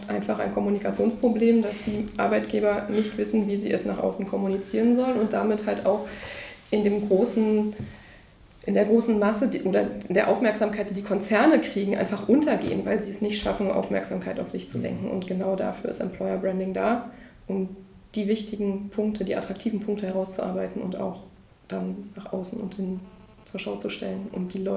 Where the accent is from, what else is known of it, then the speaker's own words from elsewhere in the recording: Berlin, Germany; also born or lived in Munich; Das war damals in München. Ich bin Berlinerin. Da war dann irgendwann der Schluss äh, nahe, dass ich mich wieder zurück in die Heimat bewege